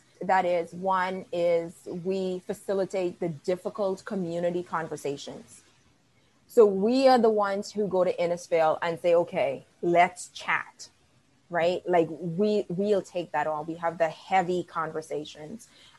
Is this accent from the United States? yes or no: no; Bahamas; accent: West Indian; Because my West Indian accent comes out and I drop my THs and it's like being from the Bahamas again.